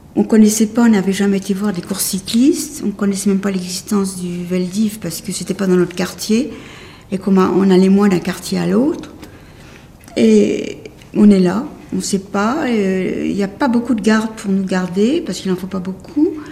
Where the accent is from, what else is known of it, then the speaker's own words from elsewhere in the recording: Paris, Île-de-France, France; je suis née à Paris euh, en novembre 1929, pas très loin d'ici